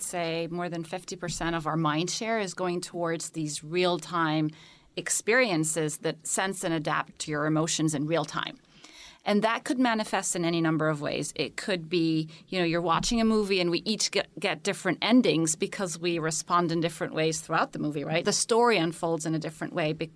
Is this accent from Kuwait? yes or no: yes; Kuwait; moved away as an adult; also born or lived in Cairo, Egypt / United Arab Emirates / Cambridge; now in United States; I was born in Cairo. I'm Egyptian originally. And then I lived most of my childhood in the Gulf. So first in Kuwait, and then my parents, after the first Gulf War, moved to the United Arab Emirates